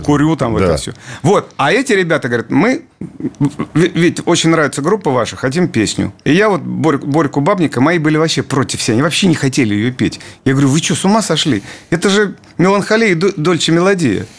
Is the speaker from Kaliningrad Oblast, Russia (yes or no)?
no; Dolgoprudny, Moscow Oblast, Russia; мы просто местные